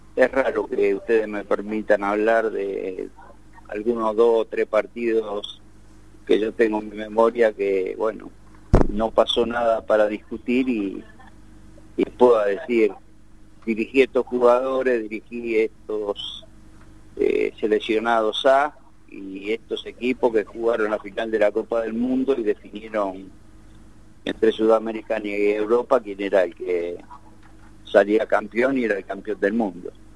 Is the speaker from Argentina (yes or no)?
yes; Temperley, Buenos Aires Province, Argentina; hoy estoy acá, en Tamperley, donde nací y vivo.